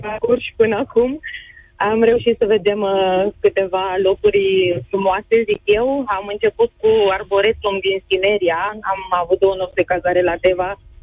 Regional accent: Câmpina, Prahova, Romania; din Prahova, din Câmpina. De fapt, de la Pănești, de lângă Câmpina

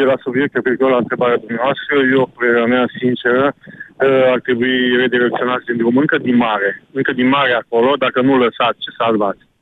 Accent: Romania; Noi, ca români, suntem bai de capul nostru.

